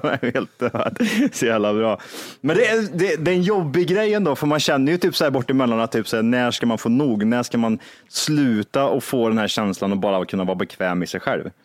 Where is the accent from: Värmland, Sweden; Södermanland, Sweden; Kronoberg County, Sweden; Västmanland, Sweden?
Värmland, Sweden; Kristinehamn; moved away; när jag var hemma i Kristinehamn